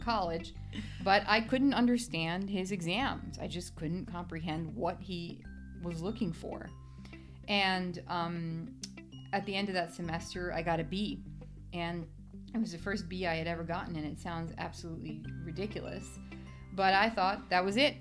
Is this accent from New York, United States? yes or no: yes; New York City, New York, United States; now in Scottsdale, United States; I grew up in the Bronx, New York